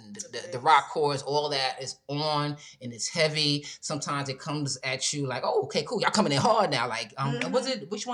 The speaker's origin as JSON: {"language": "English", "region": "New York", "country": "United States", "tie": "born or raised there", "said": "growing up in New York"}